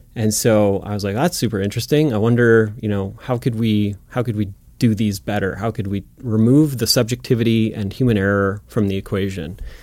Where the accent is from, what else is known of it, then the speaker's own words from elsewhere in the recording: Florence, Montana, United States; I grew up in Florence, Montana, which is a little town in the Bitterroot Valley